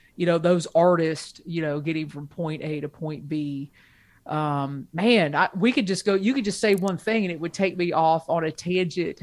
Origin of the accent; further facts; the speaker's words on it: Ohio, United States; I grew up in Ohio